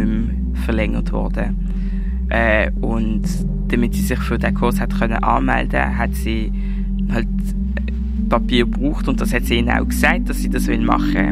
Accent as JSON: {"language": "German", "town": "Basel", "region": "Basel-Stadt", "country": "Switzerland", "tie": "born or raised there", "said": "wir sind beide in der Schweiz geboren"}